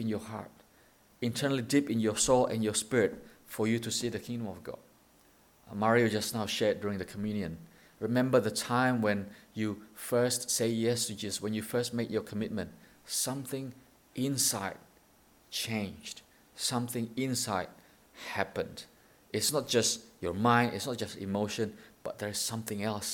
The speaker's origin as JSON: {"language": "English", "country": "Indonesia", "moved": "yes", "lives_now": "Thailand", "said": "We're from Indonesia."}